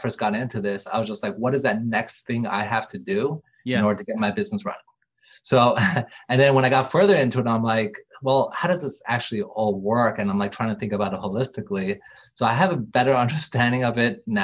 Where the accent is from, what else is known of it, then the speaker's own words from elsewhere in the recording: New York, United States; I grew up in New York